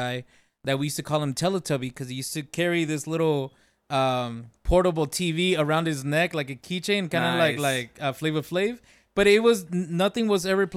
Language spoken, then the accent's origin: English; California, United States; moved away; we're from California